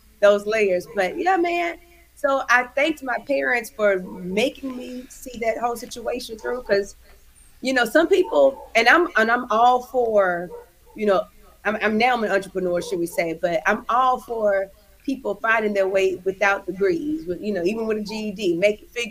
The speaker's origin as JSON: {"language": "English", "town": "Houston", "region": "Texas", "country": "United States", "tie": "born or raised there", "moved": "yes", "lives_now": "California, United States", "said": "Born and raised in Houston, Texas. I'm a Southern girl to the core, living in California now"}